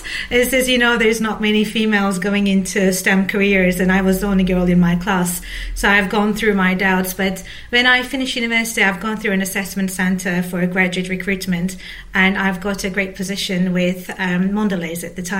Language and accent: English; Istanbul, Turkey; English is a second language; moved away; I'm from Turkey originally. I grew up, I was born and raised in Istanbul.